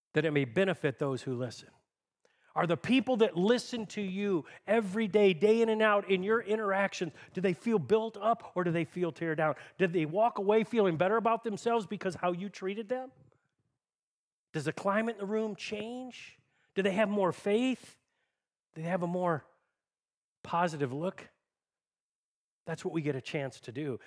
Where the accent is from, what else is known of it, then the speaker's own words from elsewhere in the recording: Tecumseh, United States; I grew up in Tecumseh, went in the Air Force out of high school